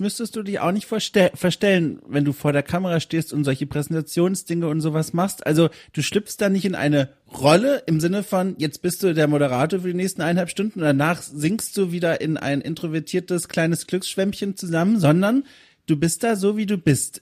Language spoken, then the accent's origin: German; Southern Germany, Germany; ich komme aus Süddeutschland